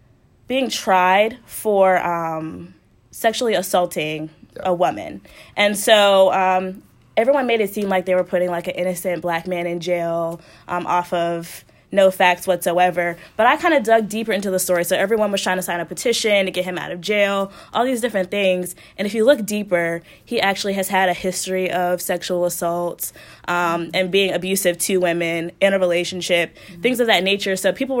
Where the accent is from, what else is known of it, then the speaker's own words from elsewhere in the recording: Colorado, United States; I grew up in Colorado. I'm a military child, so Colorado, I was there for most of my life.